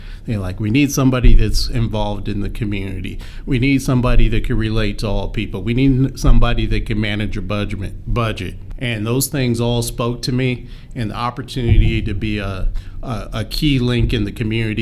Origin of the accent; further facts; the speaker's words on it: Colorado, United States; also born or lived in Baton Rouge, Louisiana; I grew up here in Colorado